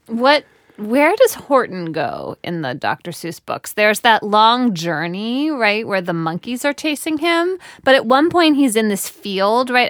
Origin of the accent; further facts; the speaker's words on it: United States; I, as an American